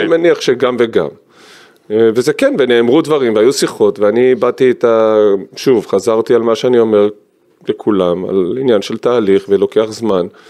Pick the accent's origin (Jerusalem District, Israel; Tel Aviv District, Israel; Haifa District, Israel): Tel Aviv District, Israel; Givatayim; born or raised there